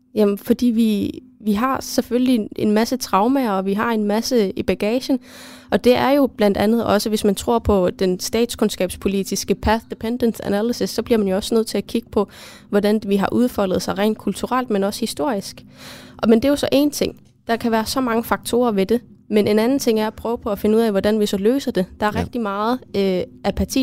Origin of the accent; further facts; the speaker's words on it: Greenland; derhjemme i Grønland